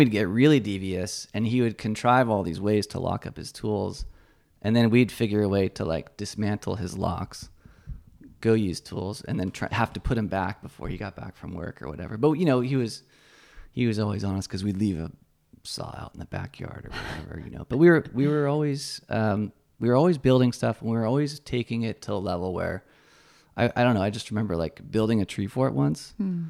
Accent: San Francisco, California, United States; also born or lived in Menlo Park / Salinas / Paso Robles; Lots of places. We were Bay Area, San Francisco originally.

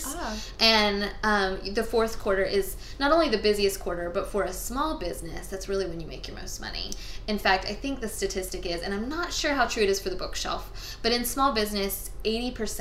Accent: Tallahassee, Florida, United States; now in Thomasville, United States; I grew up in Tallahassee

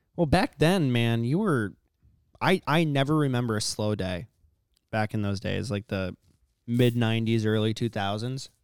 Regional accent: Corcoran, Minnesota, United States; when we grew up in Corcoran, Like, I always shot ducks after school.

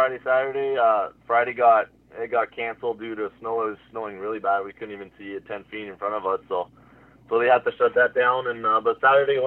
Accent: Hearst, Ontario, Canada; moved away as an adult; now in Huntsville, Canada; I'm from Hearst, Ontario, so northern Ontario.

